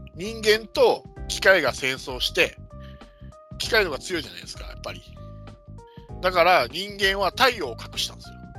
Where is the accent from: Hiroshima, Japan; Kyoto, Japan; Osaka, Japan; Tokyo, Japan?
Hiroshima, Japan; 広島生まれ育広島育ちだからですかね